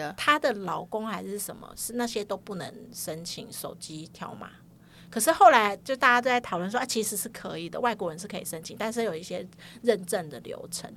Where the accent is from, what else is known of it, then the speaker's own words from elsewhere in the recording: Keelung, Taiwan; 我是基隆人